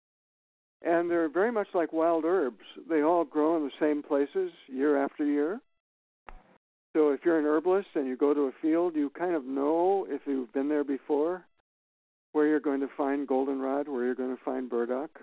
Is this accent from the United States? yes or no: yes; Minnesota, United States; moved away as an adult; also born or lived in Florida; now in Maine, United States; I grew up in Minnesota, and I sat in boats with my dad fishing